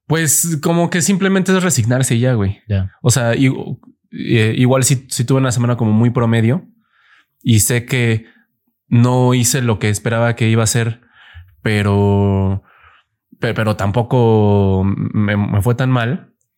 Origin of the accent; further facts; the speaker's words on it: Mexico City, Mexico; soy chilango